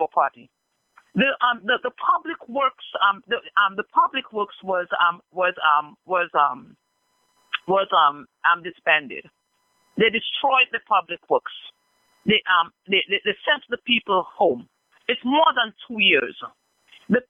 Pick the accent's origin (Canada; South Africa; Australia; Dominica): Dominica; Marigot, Saint Andrew; I'm from the community of Concord. I am from Marigot